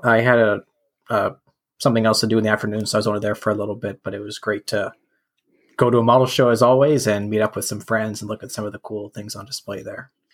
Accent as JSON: {"language": "English", "country": "Canada", "said": "as a Canadian"}